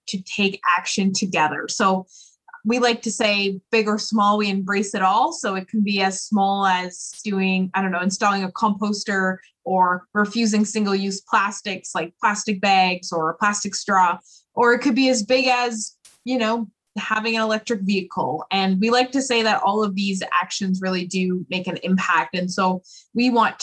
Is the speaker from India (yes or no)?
no; Oakville, Ontario, Canada; also born or lived in Peterborough, Ontario; I was born and raised in Oakville, Ontario, and I moved to Peterborough, Ontario when I was about 18 years old